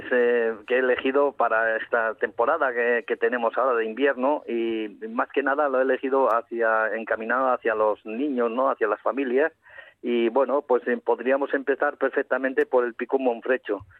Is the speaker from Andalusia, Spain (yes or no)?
no; Cofiño, Asturias, Spain; Cofiño que es mi pueblo